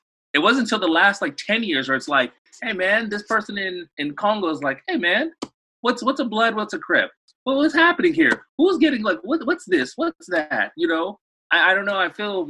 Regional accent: Los Angeles, California, United States; So I was born in Los Angeles, born and raised in Los Angeles. I went back to Congo to bury my dad when I was 5, but I still speak and write like Lingala and read one of the languages, a little bit of Kikongo

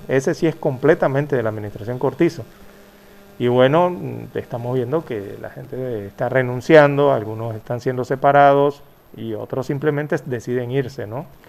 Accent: Panama; los panameños queremos

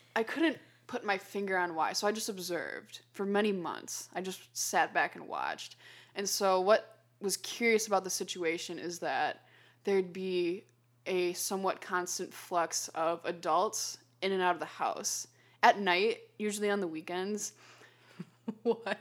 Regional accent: Chicago, Illinois, United States; we happened to be from Chicago, so O'Hare was closer

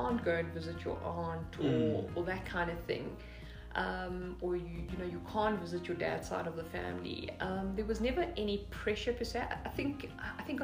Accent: South Africa; I'm South African

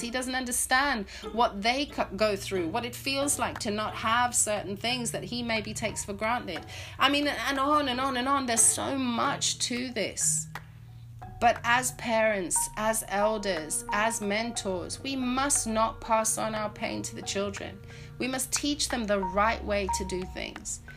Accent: Zimbabwe; moved away; the amazing education system that I grew up in in, in Zimbabwe

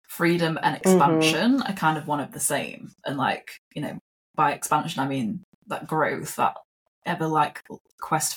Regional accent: United Kingdom; moved away; also born or lived in Australia; I am British

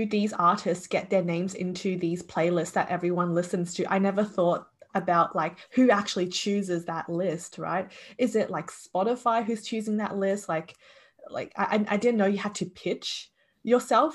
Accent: Australia; as Asian Australians

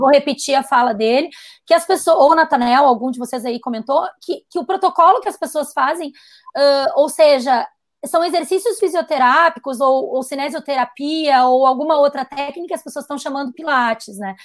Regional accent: Brazil; como brasileiro

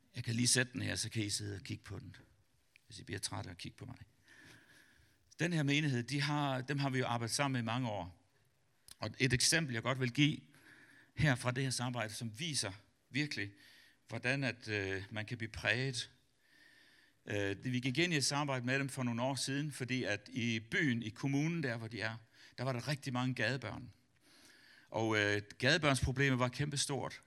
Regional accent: Denmark; som dansker

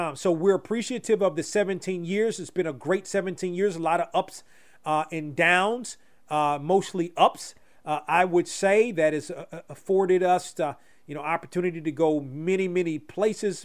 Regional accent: Washington, District of Columbia, United States; home in my hometown area

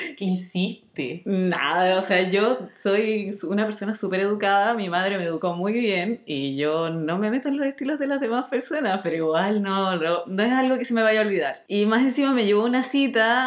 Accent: Chile; now in Spain; somos todos chilenos

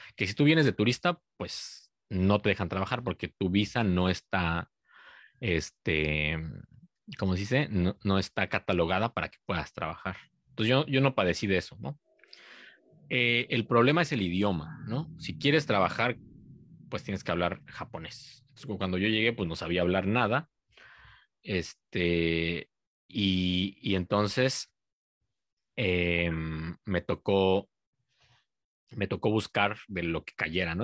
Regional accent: Cuernavaca, Morelos, Mexico; now in Japan; soy de Cuernavaca

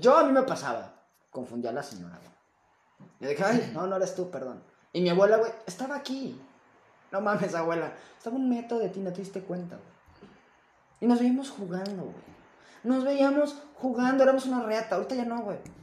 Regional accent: Mexico; a veces te me arrepiento de ser mexicano, güey. Pero me amo siendo mexicano.

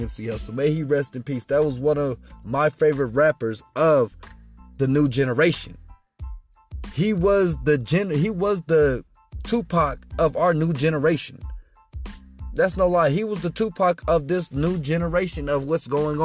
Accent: Colorado Springs, Colorado, United States; I am from Colorado Springs, 719

